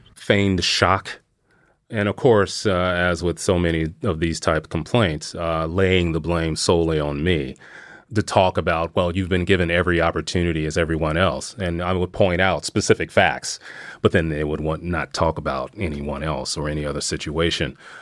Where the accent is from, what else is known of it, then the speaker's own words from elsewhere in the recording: Missouri, United States; moved away as an adult; I did eventually end up back in my hometown in Missouri.